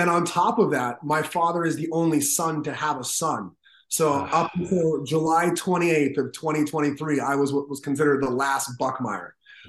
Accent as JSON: {"language": "English", "town": "Toronto", "region": "Ontario", "country": "Canada", "tie": "born or raised there", "also_born_or_lived": "Brooklyn, New York, United States", "moved": "yes", "lives_now": "New York, United States", "said": "Her high school sweethearts met in Toronto, Canada, and then... Wow. Years later, I was born."}